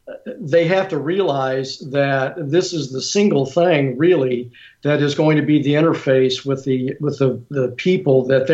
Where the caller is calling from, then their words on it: Seattle, Washington, United States; Seattle, and believe it or not, it's raining here.